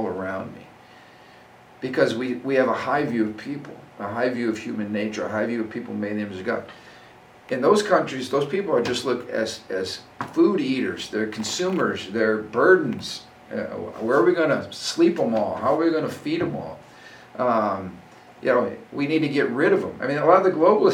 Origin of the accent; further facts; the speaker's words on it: United States; the Judeo-Christian value that I've enjoyed as an American